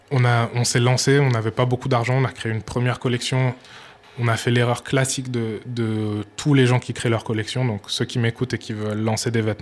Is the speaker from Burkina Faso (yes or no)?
yes; Burkina Faso; Exactement, ouais. ma mère est burkinabé, ben, je suis burkinabé.